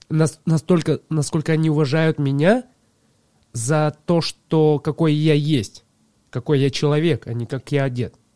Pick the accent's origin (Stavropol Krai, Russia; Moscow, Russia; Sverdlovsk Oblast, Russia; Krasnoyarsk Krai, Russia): Krasnoyarsk Krai, Russia; Shula; born there; Э, да, село Шула. Шула.